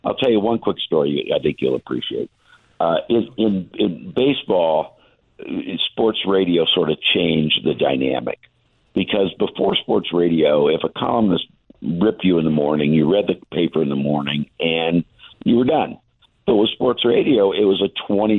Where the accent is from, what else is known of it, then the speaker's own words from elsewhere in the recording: Indianapolis, Indiana, United States; I'm from Indianapolis. I've been in Indianapolis my whole life, but went to school at USC.